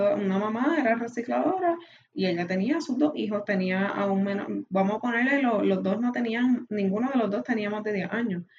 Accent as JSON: {"language": "Spanish", "country": "Puerto Rico", "tie": "born or raised there", "said": "nacimos en Puerto Rico"}